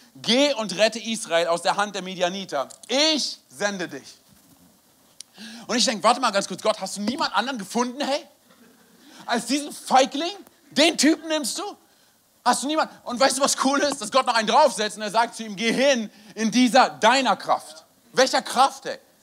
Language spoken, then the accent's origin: German; Berlin, Germany; moved away; also born or lived in Wiesbaden / Frankfurt; bin gebürtiger Berliner